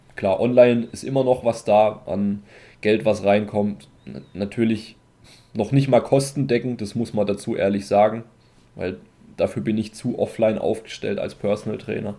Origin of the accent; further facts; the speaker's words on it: Germany; bei uns in Deutschland